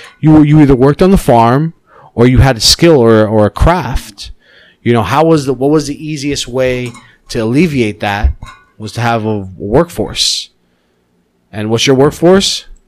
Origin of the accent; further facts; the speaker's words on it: United States; moved away as an adult; now in Philippines; I was raised in America and I had to learn the language from an older perspective.